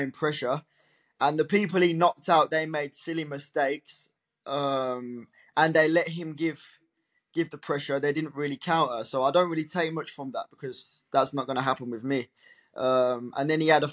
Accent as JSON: {"language": "English", "town": "Birmingham", "region": "West Midlands", "country": "United Kingdom", "tie": "born or raised there", "said": "I'm fully British, really, as you can hear"}